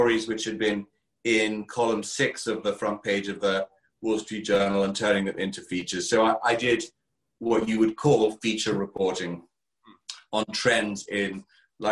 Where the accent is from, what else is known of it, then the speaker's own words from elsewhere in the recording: Kent, South East England, United Kingdom; accent: English; with my English accent all the way from Kent, England